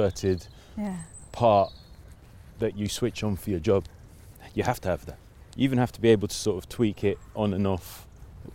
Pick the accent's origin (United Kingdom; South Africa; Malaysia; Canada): United Kingdom; London; also born or lived in Willesden / Kensal Rise / Hampstead; born in, like I say, in the Royal Free, but then grew up in Kilburn